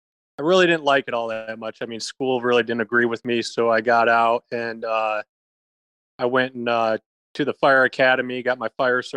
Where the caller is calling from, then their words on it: Texas, United States; I'm good. I'm down in Texas.